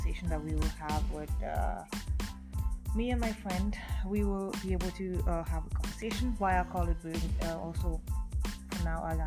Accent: France; born or raised there; English is a second language; moved away as an adult; also born or lived in Africa; now in Edmonton, Canada

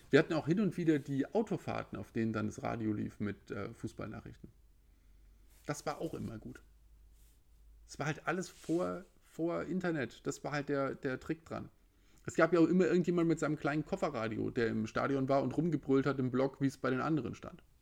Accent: Frankfurt, Hesse, Germany; Ich als Frankfurter spreche da als quasi äh, Nutznießer der Situation.

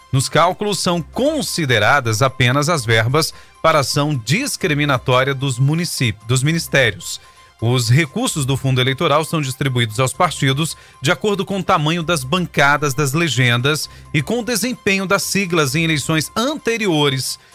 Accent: Brazil; nós que somos brasileiros

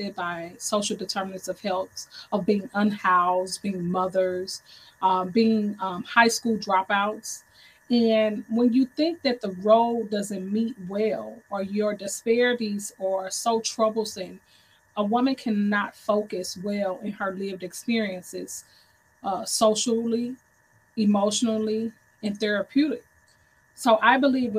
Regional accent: St. Louis, Missouri, United States; I am from St. Louis, Missouri, the home of the 314.

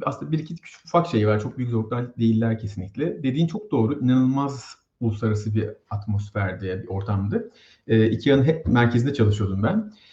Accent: İzmir, Turkey; moved away as an adult; now in Sweden; Ben İzmirliyim

